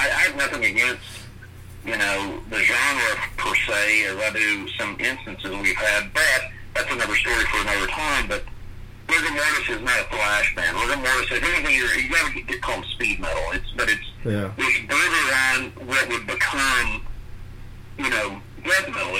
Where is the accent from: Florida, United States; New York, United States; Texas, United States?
Florida, United States; We grew up in Florida